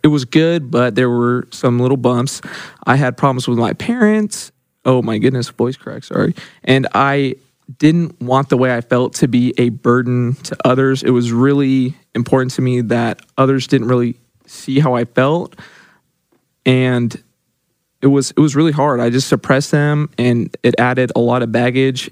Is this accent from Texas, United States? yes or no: no; Yukon, Oklahoma, United States; I'm from Yukon, Oklahoma.